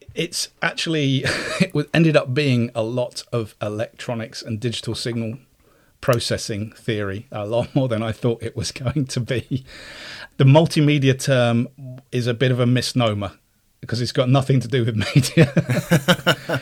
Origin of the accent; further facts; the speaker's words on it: Cyprus; moved away; I was also in Cyprus as well, I grew up in Cyprus